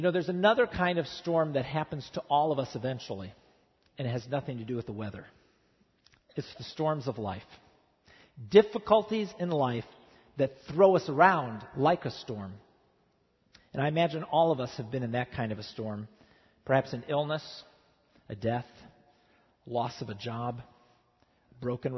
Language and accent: English; Midwest, United States; now in Southern California, United States; I grew up in the Midwest